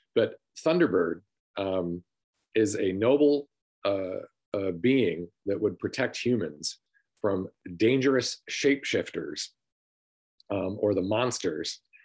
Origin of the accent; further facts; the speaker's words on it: Sandusky, Michigan, United States; I grew up in Sanilac County, Michigan, in a city called Sandusky, Michigan